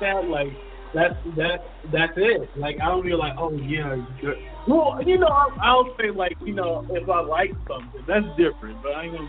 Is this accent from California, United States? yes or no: yes; California, United States; I'm from Cali, but we typically don't say that word